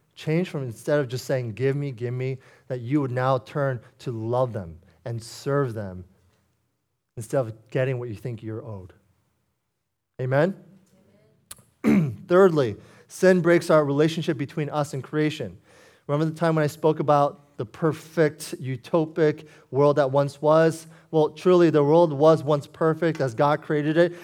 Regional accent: Foster City, California, United States; I grew up in Foster City practically my whole life, nearly thirty years

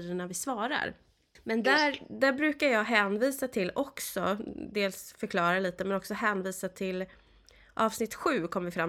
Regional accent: Värmland, Sweden; Ja, men jag är ju värmlänning, men vi går inte dit utan vi, vi går...

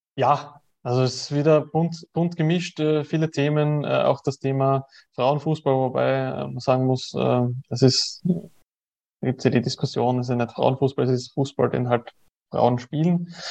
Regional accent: Austria; ich komme aus Österreich, ich lebe in Österreich

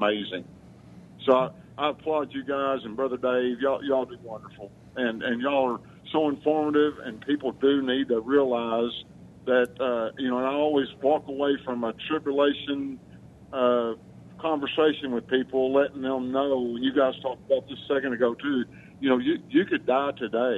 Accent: Arkansas, United States; I grew up here in Arkansas

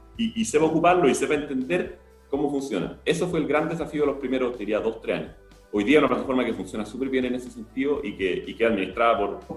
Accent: Chile; somos todos los chilenos

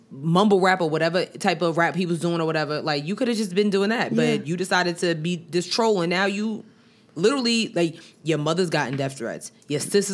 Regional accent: Long Island, New York, United States; now in Charlotte, United States; I'm from Long Island

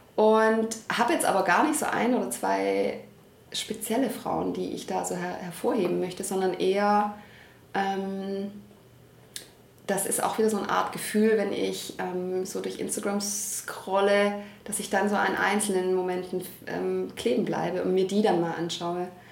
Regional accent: Stuttgart, Baden-Württemberg, Germany; Ich bin hier geboren, ich bin hier immer geblieben

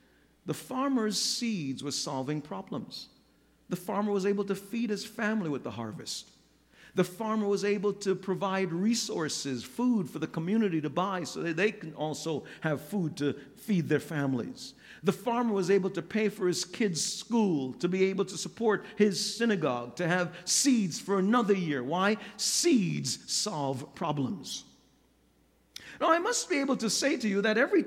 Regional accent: New York, United States; I grew up in New York

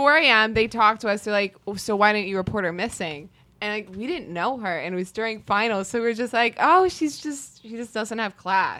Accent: Mystic, Connecticut, United States; also from Connecticut, as rich, just Mystic.

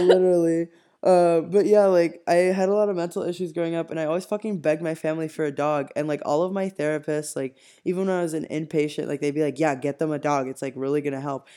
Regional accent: Cuba; I was born and raised in Cuba

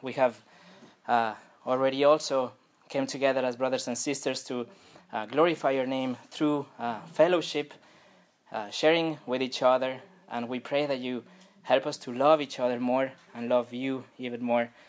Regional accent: France; accent: French; je prie en, en anglais parce que sinon, euh, la colère de Dieu peut tomber sur moi avec mon accent français.

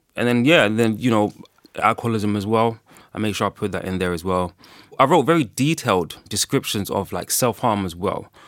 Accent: Ghana; I'm from Ghana

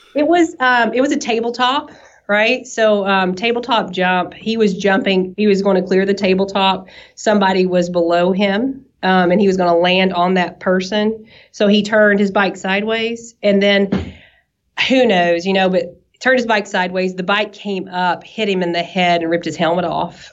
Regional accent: East Tennessee, United States; accent: southern; you can tell from my accent probably that I'm a, a little southern um, to where we're from. I'm from East Tennessee

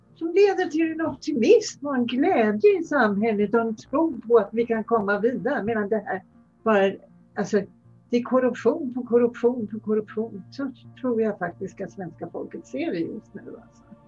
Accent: Denmark; now in Sweden; jag kommer ju från Danmark

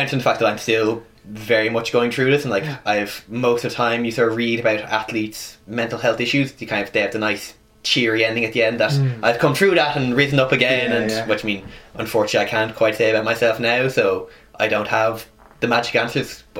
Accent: United States

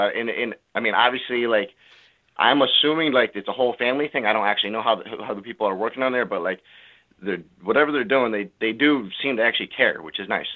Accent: California, United States; now in Connecticut, United States; I'm actually from California.

